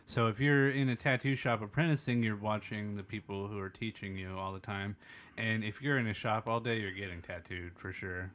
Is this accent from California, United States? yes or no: yes; East County, California, United States; I grew up in the East County